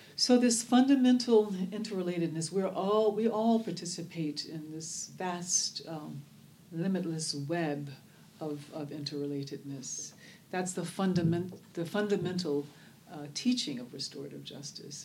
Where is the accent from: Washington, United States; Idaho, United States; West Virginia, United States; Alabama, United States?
Alabama, United States; Birmingham; now in Oakland, United States; I was born in Birmingham, Alabama, uh, which we there um, knew as Bombingham, Alabama. Uh, I was raised literally in a neighborhood called Dynamite Hill.